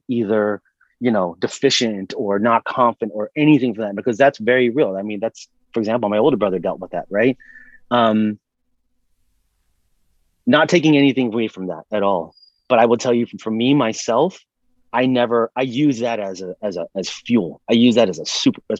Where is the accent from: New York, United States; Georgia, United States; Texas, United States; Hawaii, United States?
Hawaii, United States; moved away as an adult; also born or lived in Sacramento, California; I lived there from the time I was 8 to 18, so 10 years.